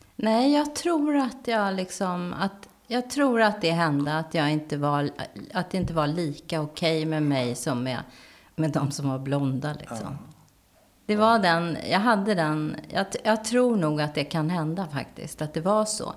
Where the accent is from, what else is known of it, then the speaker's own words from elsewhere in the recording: Täby, Stockholm County, Sweden; jag var enda svarthåriga ungen i Täby